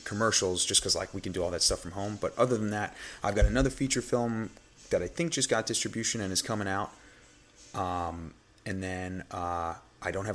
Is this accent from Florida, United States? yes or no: no; New York, United States; accent: New York; my regular accent, which kind of comes off pretty New York